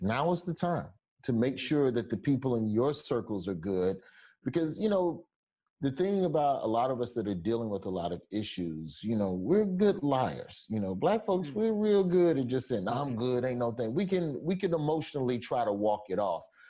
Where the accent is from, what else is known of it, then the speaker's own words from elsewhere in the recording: Alabama, United States; moved away; I'm from Alabama where they got a carpool to drive three counties over just to get to a polling station